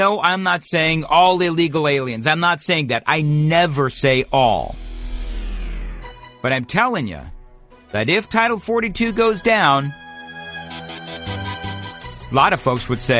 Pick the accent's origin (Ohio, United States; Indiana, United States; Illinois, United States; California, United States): California, United States; now in Nashville, United States; I grew up in California. I was born in California.